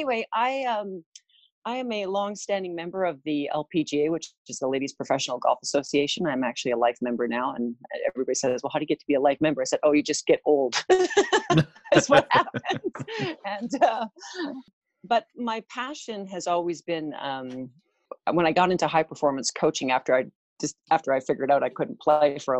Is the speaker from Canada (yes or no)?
yes; White Rock, British Columbia, Canada; I am from White Rock, BC, Canada. I was actually born here in Canada on the West Coast.